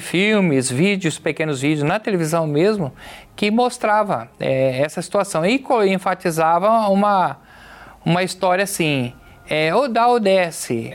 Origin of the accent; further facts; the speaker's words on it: São José do Rio Preto, São Paulo, Brazil; sou de São José do Rio Preto, estado de São Paulo